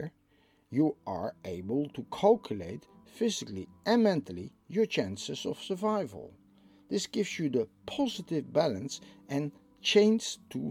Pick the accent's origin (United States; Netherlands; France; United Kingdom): Netherlands; I'm from the Netherlands